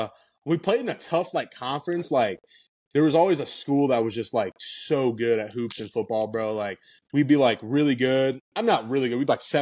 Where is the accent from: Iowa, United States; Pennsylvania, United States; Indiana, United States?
Indiana, United States; You know, I was from Indiana.